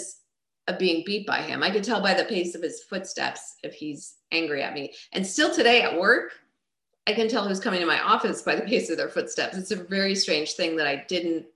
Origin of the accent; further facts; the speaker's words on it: Long Island, New York, United States; I grew up in Long Island, New York